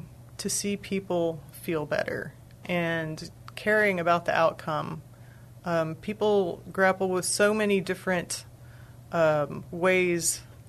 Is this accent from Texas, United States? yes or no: yes; Texas, United States; Well, I'm from Texas originally. I've lived a lot of other places. I've been back in the area for 3 years.